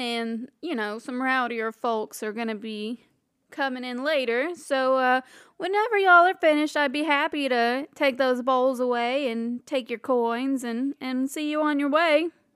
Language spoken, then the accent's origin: English; Alabama, United States; we're from Alabama.